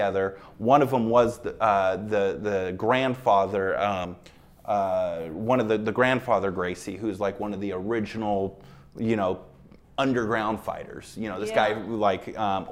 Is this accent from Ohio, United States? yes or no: no; Seattle, Washington, United States; moved away as an adult; now in Las Vegas, United States; I grew up in Seattle